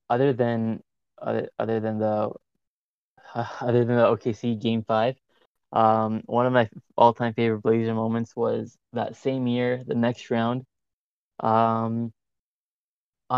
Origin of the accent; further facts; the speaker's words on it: Toronto, Ontario, Canada; I'm from Toronto.